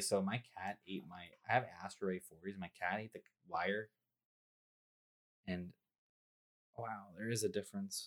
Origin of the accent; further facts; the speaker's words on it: Toronto, Ontario, Canada; I'm from Toronto